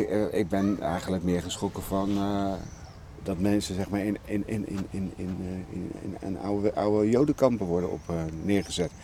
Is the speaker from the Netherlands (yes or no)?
yes; The Hague, South Holland, Netherlands; now in Bovensmilde, Netherlands; ik kom uit Den Haag van oorsprong